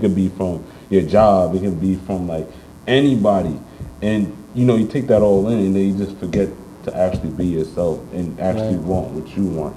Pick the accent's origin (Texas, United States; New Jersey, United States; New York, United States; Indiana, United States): New York, United States; New York City; I grew up on Uptown Bronx Gun Hill